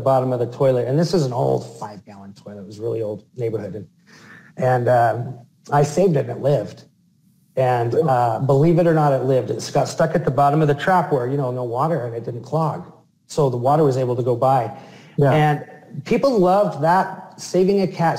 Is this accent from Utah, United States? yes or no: yes; Salt Lake City, Utah, United States; my hometown, Salt Lake City